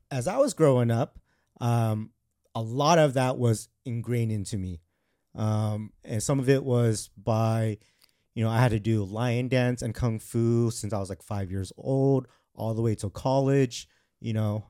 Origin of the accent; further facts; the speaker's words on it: Glendale to Arcadia, California, United States; when I grew up, I was in a more of a white dominant, uh, elementary school. And so when I moved from Glendale to Arcadia